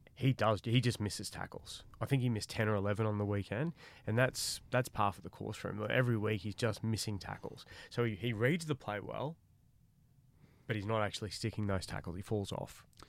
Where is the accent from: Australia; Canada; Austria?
Australia; Queensland; I'm a Queenslander